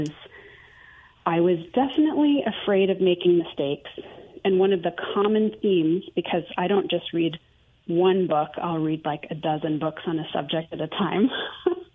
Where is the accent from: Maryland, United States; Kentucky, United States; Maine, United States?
Maine, United States; moved away; also born or lived in Houston / Greenville, South Carolina; I grew up fairly poor in Maine, in the middle of nowhere